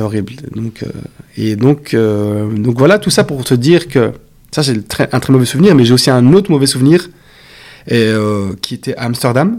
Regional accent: Belgium; je, suis belge

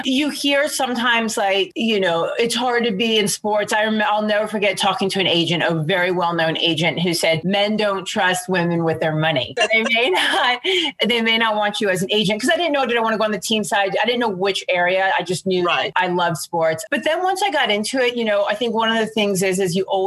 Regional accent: Alexandria, Virginia, United States; I'm from right outside Washington, D.C. in Alexandria, Virginia. Born and raised there

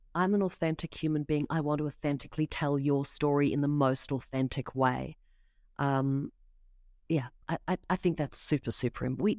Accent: Australia; I know nothing about baseball, Jesse. Come on, I'm from Australia. Throw me a cricket question. Throw me an AFL question.

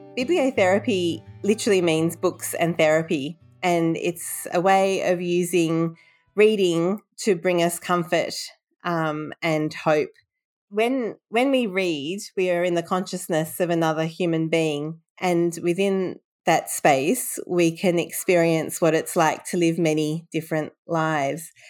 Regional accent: Sydney, New South Wales, Australia; also born or lived in London, England; moved to Australia when I was three years old, and I've been in Sydney ever since

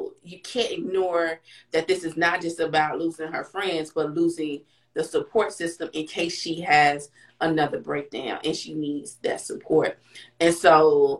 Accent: Texas, United States; as a Texan

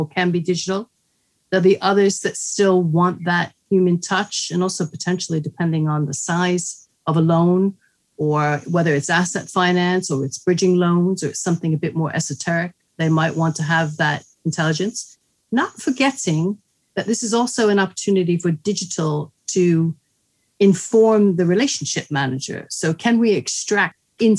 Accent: New York, United States; moved away; I'm from New York, although my dad was Italian

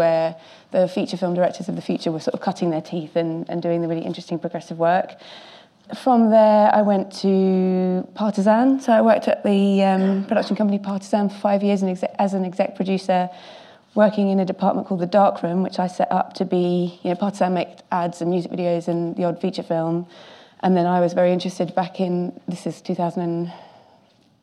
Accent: London, United Kingdom; now I'm at Film London, so getting sort of coming back to my hometown roots

